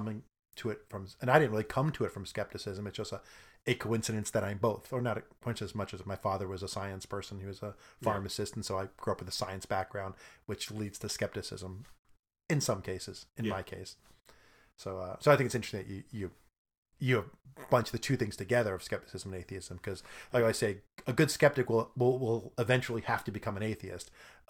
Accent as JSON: {"language": "English", "town": "Brooklyn", "region": "New York", "country": "United States", "said": "I'm from Brooklyn."}